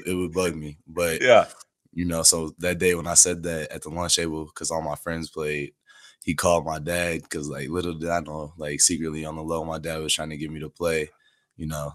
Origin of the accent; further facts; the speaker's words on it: Chicago, Illinois, United States; also born or lived in Seattle, Washington / Dallas, Texas; from about seven years old till now, um, we've been here in Chicago